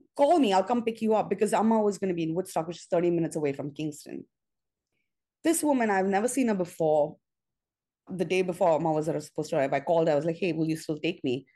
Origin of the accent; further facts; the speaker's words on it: Mumbai, Maharashtra, India; moved away as an adult; now in New York, United States; I'm Indian by birth, uh, by every, well, I'm American now, but I grew up in India. I moved to New York when I, in 99, when I was 22.